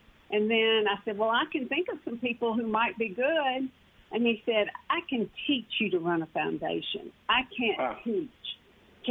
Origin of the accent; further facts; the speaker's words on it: Laurel, Mississippi, United States; actually from Laurel, my hometown